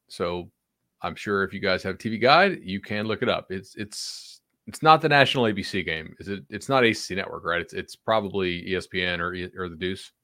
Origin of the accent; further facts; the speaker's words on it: Fort Myers, Florida, United States; I grew up in Fort Myers